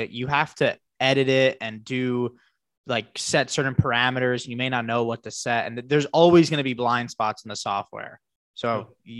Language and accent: English; New Jersey, United States; now in Miami, United States; So I'm from New Jersey. Okay. I live in Miami now